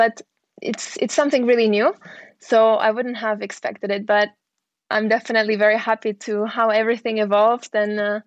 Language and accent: English; Barcelona, Catalonia, Spain; I was born in Barcelona, sunny Barcelona